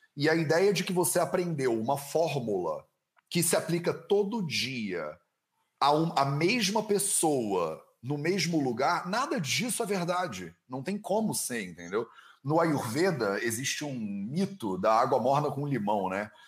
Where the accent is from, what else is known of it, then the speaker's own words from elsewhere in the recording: Brazil; moved away as an adult; eu saí do Brasil há oito anos